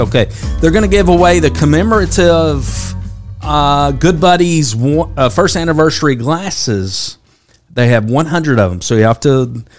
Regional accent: Kentucky, United States; We are from Kentucky.

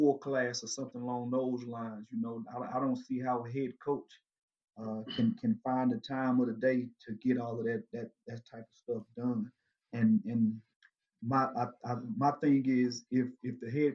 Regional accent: Dublin, Georgia, United States; my hometown, Dublin, Georgia

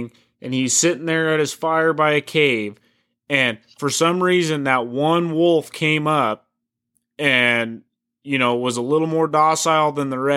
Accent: United States; moved away; I grew up right on the Oregon-Washington border

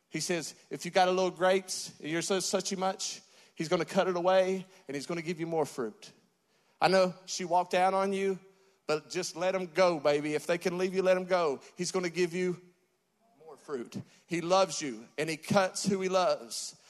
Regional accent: West Virginia, United States; I'm from West Virginia. We got deers and bears

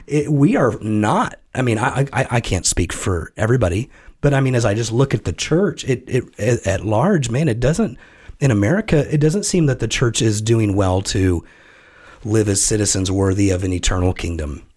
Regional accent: United States; as an American citizen

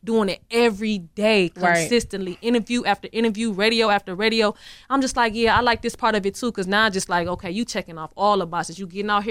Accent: Milwaukee, Wisconsin, United States; Milwaukee artists, we got to get out of the city

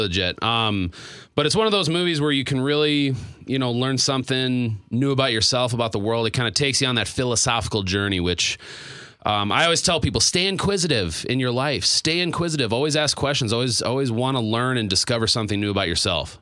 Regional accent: Stroudsburg, Pennsylvania, United States; moved away; my hometown

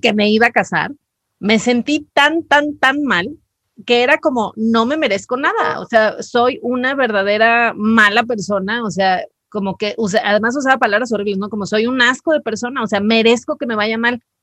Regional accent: Mazatlán, Sinaloa, Mexico; yo soy de Mazatlán

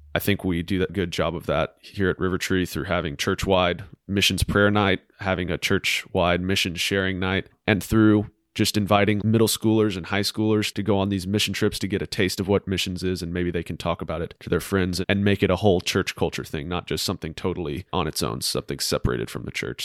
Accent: Huntsville, Alabama, United States; I'm from Huntsville. I grew up in a great family

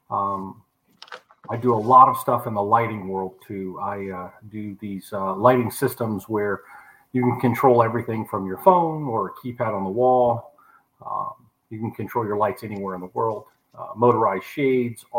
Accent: Naples, Florida, United States; also born or lived in Copeland, Florida / Everglades City, Florida; I grew up here in Naples

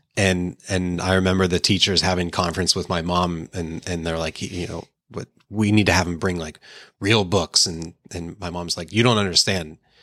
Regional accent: Pittsburgh, Pennsylvania, United States; also born or lived in Painesville, Ohio; we only lived there till I think I was three or four years old and then went to Pittsburgh. And, yeah, I grew up in Pittsburgh

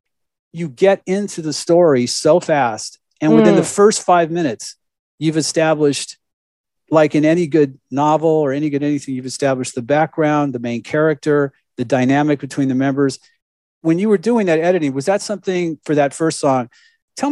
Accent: Los Angeles, California, United States; also born or lived in Oregon; I grew up in Southern California

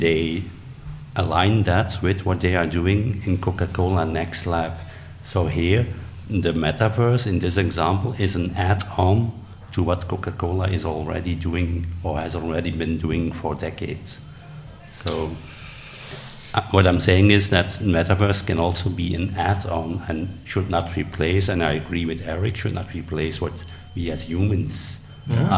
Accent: Belgium; I'm from Belgium.

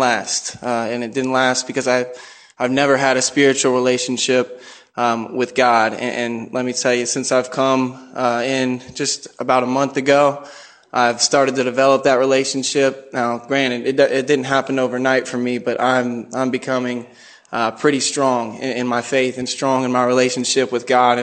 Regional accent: Tennessee, United States; I grew up in Tennessee

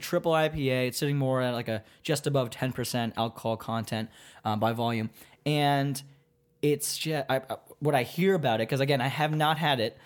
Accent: Virginia, United States; now in Baltimore, United States; we're both from Virginia

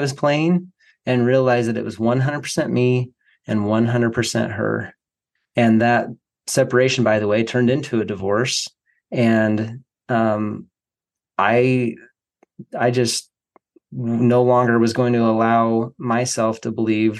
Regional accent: Boise, Idaho, United States; moved away; I was just moving back to my hometown of Boise, Idaho.

